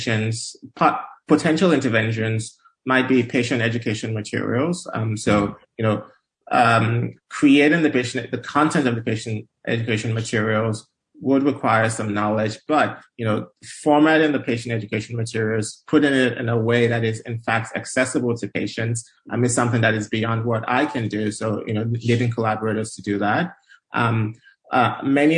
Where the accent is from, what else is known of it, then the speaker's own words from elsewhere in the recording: Nigeria; moved away as an adult; now in United States; I'm originally Nigerian. I grew up in Nigeria. And I moved to the U.S. For college